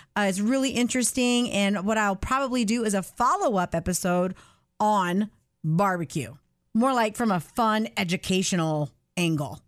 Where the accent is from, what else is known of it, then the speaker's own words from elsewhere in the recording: the South, United States; I was born and raised in the South